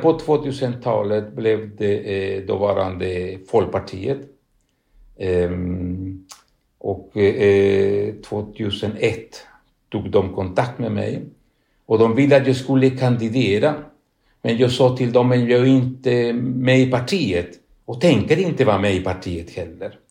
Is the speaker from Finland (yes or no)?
no; Chile; Swedish is a second language; moved away as an adult; also born or lived in Spain; now in Sweden; jag kom från Sydamerika, från Chile.